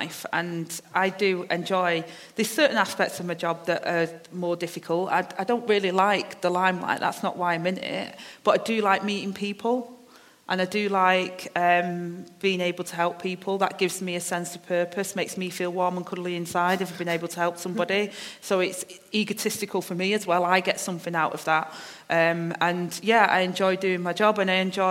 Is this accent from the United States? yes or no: no; Manchester, North West England, United Kingdom; I've got my accent, I'm from Manchester, I speak a certain way